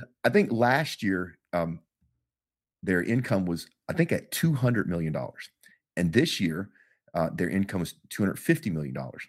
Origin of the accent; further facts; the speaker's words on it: Texas, United States; I'm from Texas